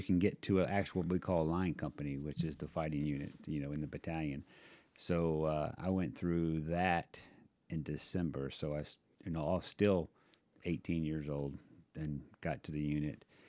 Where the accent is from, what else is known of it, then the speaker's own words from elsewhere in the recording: Virginia Beach, Virginia, United States; I grew up on Virginia Beach